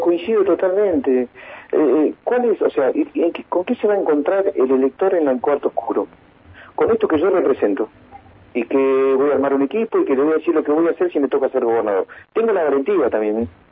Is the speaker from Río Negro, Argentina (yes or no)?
yes; Río Negro, Argentina; Los rionerinos estamos como los argentinos